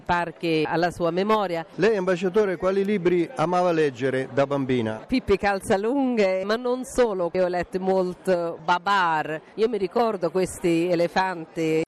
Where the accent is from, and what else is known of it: Sweden; moved away as an adult; now in Italy